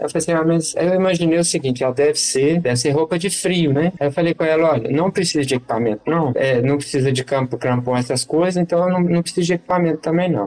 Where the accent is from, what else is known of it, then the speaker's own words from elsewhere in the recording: Brazil; a gente é do Brasil